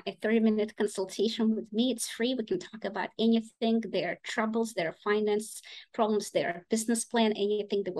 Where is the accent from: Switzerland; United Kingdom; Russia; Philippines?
Russia; English is a second language; also born or lived in Boston / Ukraine; now in United States; I'm originally from Russia, but my family is partly from Ukraine